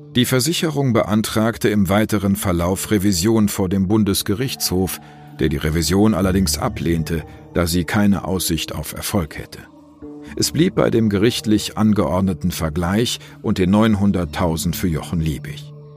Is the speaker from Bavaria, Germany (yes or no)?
no; Bonn, North Rhine-Westphalia, Germany; moved away; in meiner alten Heimatstadt Bonn